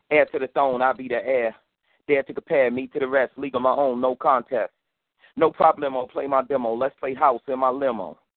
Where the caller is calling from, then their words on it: Los Angeles, California, United States; I'm calling from California.